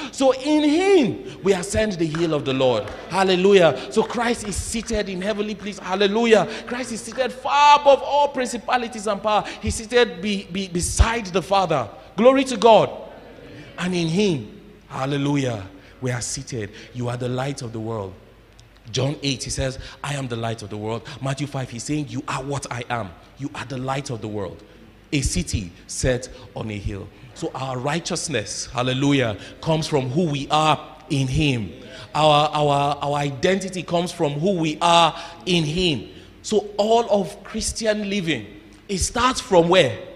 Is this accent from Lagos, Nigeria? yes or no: no; Jos, Plateau, Nigeria; moved away; my growing up in Jos